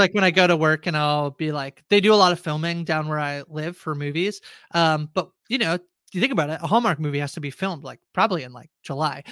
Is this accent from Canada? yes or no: yes; small town outside of Toronto, Ontario, Canada; moved away as an adult; now in Toronto, Canada; I grew up in a very small town outside of Toronto about two-ish hours